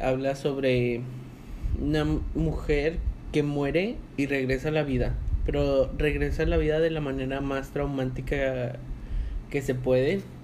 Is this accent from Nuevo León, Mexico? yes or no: yes; Monterrey, Nuevo León, Mexico; de aquí de donde somos nosotros dos, de Monterrey, Nuevo León